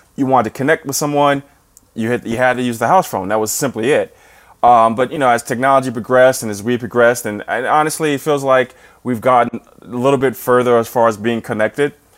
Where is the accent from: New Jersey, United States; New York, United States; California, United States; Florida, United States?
New Jersey, United States; also born or lived in Saint Louis; now in St. Louis, United States; I'm from New Jersey